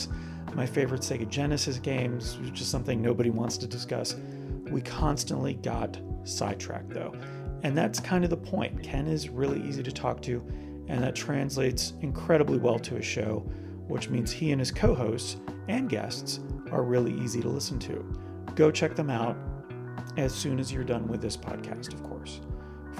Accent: Canada; now in Orlando, United States; I'm Canadian

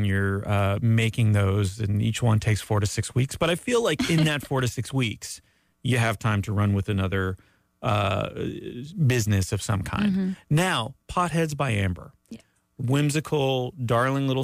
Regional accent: Canada; moved away; as a Canadian

